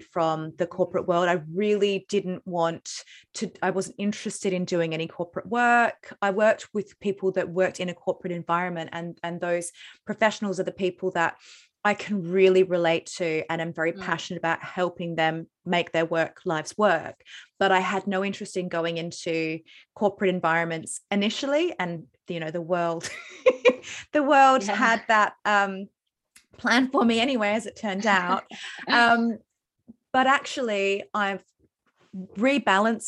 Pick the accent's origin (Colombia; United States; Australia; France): Australia; moved away; also born or lived in London, United Kingdom; I'm not from the UK, obviously I'm Australian